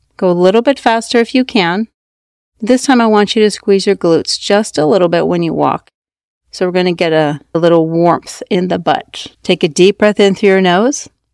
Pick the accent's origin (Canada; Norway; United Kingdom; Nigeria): Norway; moved away; I was raised in Norway